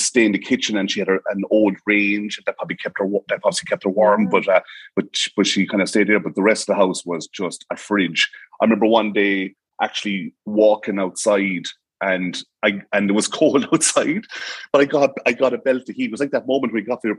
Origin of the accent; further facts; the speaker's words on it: Tipperary, Ireland; now in Cork, Ireland; I'm from Tipperary, the Midlands.